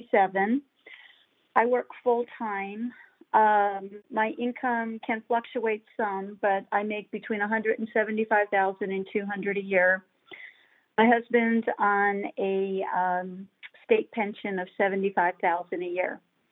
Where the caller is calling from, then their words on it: Loveland, Colorado, United States; from Loveland, Colorado.